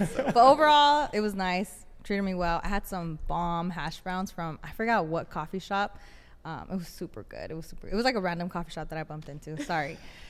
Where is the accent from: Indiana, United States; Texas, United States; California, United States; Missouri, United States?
California, United States; Los Angeles; I'm from LA.